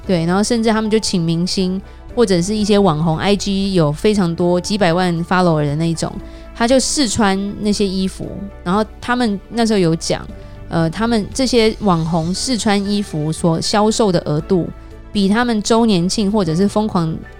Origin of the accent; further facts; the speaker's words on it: Taiwan; now in California, United States; 我们台湾人爱吃的菜